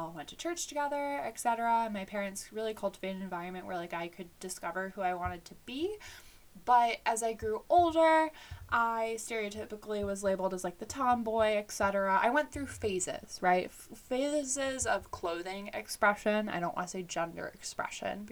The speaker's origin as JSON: {"language": "English", "region": "Illinois", "country": "United States", "tie": "born or raised there", "said": "I was born in Illinois, so the Midwest, and I grew up with both my mom and my dad raising me."}